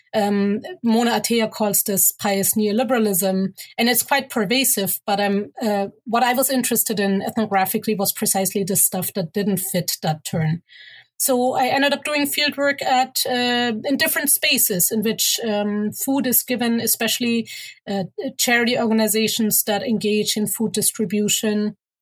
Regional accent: Germany; moved away as an adult; also born or lived in Egypt (mother's origin) / Cairo, Egypt; now in Toronto, Canada; growing up in Germany, but going to Egypt uh, pretty much every year, which is where my mother is from

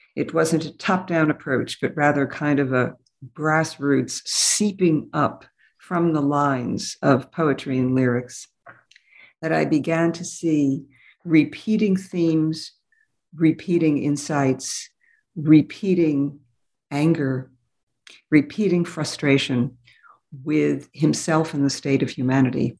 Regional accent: New York City, New York, United States; also born or lived in Berlin; I grew up in New York City

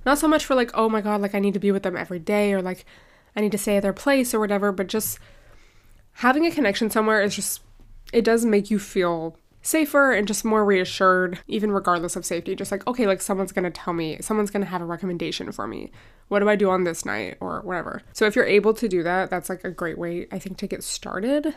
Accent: United States; I'm very American in some ways

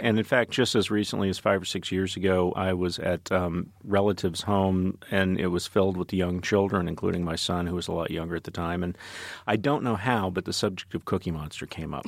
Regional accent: Dallas, Texas, United States; I grew up in Dallas, which is a multiracial city, but also a highly segregated one

